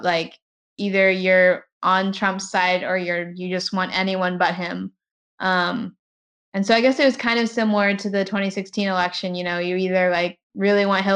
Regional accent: Southern Texas, United States; moved away as an adult; also born or lived in Maine / Bristol / California; I'm someone from Southern Texas

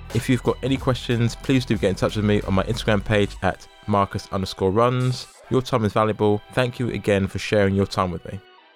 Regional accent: London, United Kingdom; as a Londoner

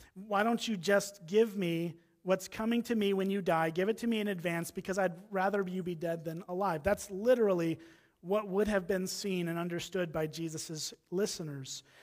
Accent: Round Lake Beach, Illinois, United States; moved away as an adult; now in Wisconsin, United States; I grew up in Round Lake Beach, Illinois, just on the other side of the Wisconsin, Illinois line here

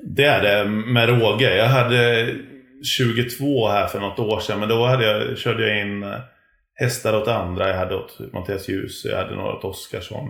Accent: Gothenburg, Västra Götaland, Sweden; jag kommer från Göteborg

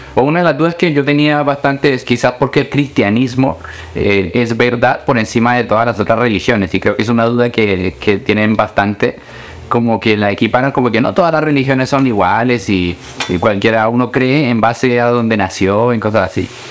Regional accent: Colombia; moved away; also born or lived in Chile; Yo nací en Colombia, yo soy colombiano, y allá en Colombia íbamos a una iglesia

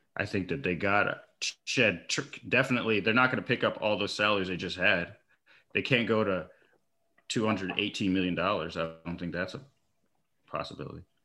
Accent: upstate New York, United States; now in Texas, United States; I grew up in upstate New York and then have moved out west now. So currently I live in Texas

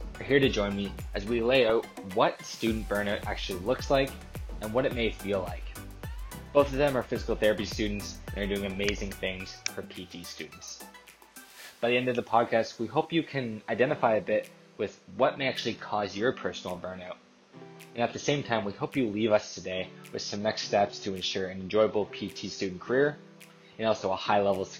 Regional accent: New Brunswick, Canada; moved away as an adult; I'm originally from New Brunswick in Canada

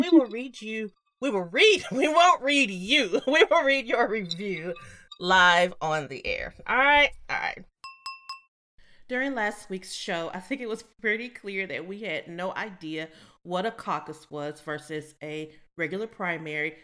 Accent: the South, United States; we grew up in the South

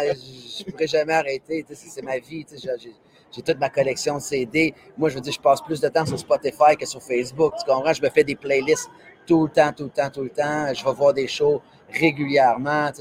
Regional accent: Quebec, Canada; je suis un Québécois, puis, tu sais, je suis fier de ça

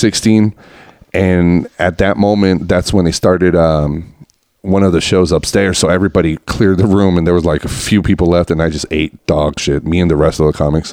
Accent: Reno, Nevada, United States; we grew up together in Reno

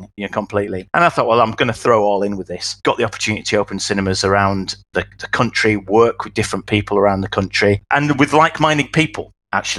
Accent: Wakefield, Yorkshire and the Humber, United Kingdom; accent: Yorkshire; moved away as an adult; now in London, United Kingdom; I'm from Yorkshire originally

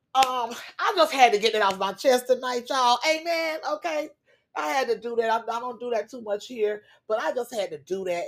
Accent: Florida, United States; a Florida girl who has been growing up in Florida in a hurricane state all my life

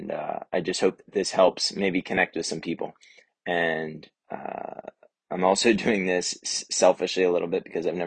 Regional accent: Lewes, Delaware, United States; I was born in Lewis, Delaware, at BB Hospital

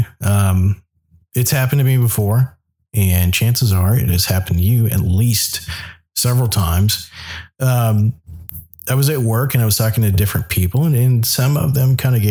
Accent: the South, United States; now in Anchorage, United States; I grew up in the South

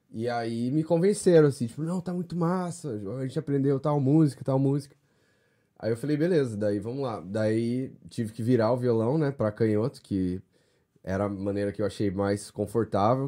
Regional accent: Londrina, Paraná, Brazil; moved away as an adult; also born or lived in São Paulo, Brazil; now in United States; sou de Londrina, norte do Paraná

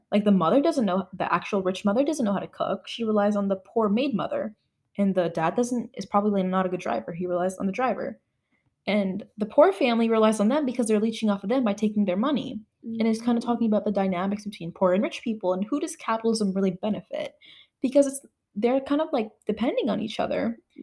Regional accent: United States; because I'm an American

